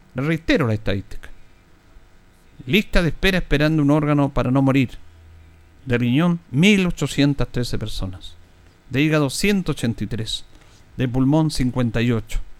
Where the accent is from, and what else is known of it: Chile